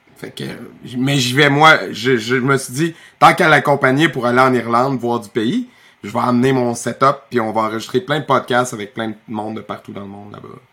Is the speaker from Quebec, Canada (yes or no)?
yes; Victoriaville, Quebec, Canada; j'ai été une fois à Canpo Victoriaville parce que je voulais aller faire un tournoi pour le fun dans ma ville natale